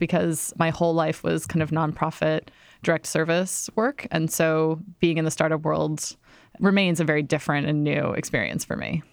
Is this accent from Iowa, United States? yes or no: yes; Iowa, United States; moved away as an adult; now in New York City, United States; I grew up in Iowa